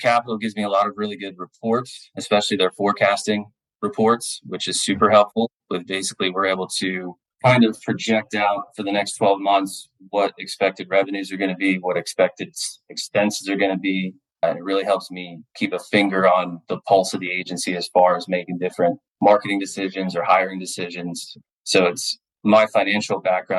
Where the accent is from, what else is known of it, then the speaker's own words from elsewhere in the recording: New Port Richey, Florida, United States; my hometown of Newport Richey, Florida. I was born and raised here in the Tampa Bay area